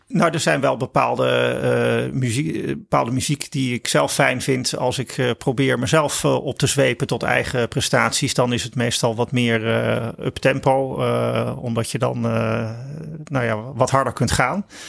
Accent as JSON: {"language": "Dutch", "country": "Netherlands", "said": "wij als Nederlanders"}